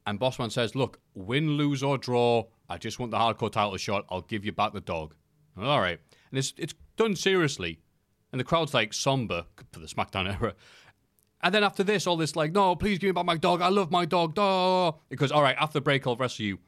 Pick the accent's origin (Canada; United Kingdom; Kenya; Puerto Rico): United Kingdom; I am British